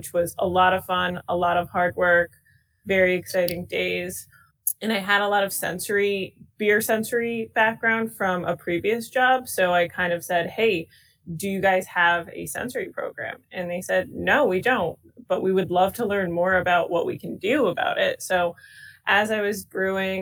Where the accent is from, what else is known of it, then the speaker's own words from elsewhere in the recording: Stratford, Connecticut, United States; also born or lived in Guilford, Connecticut; I was actually born and raised in Stratford, Connecticut